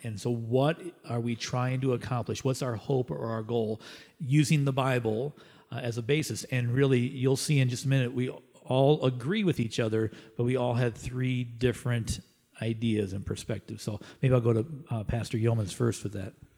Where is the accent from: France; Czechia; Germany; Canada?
Canada; as Canadians